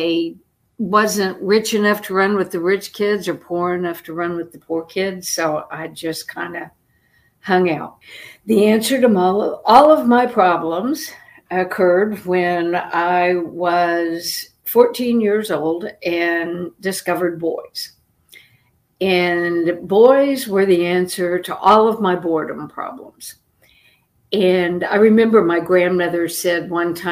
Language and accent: English; Oklahoma City, Oklahoma, United States; moved away; also born or lived in Florida; I was born in Oklahoma City